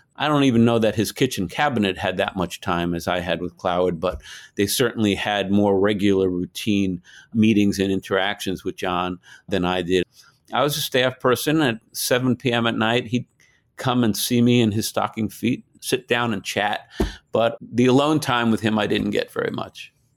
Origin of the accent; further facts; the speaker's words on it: New York, United States; I grew up in New York, kind of a lower middle class Jewish community